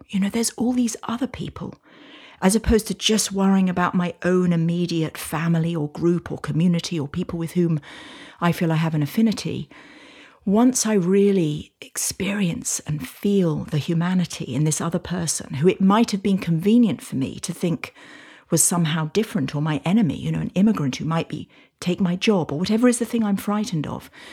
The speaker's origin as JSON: {"language": "English", "country": "United Kingdom", "moved": "yes", "lives_now": "United States", "said": "I now live in the States, although you can probably tell from my accent that I'm from the U K"}